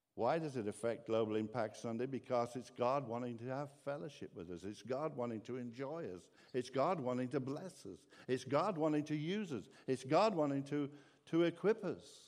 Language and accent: English; England, United Kingdom; now in Ireland; I'm originally actually from England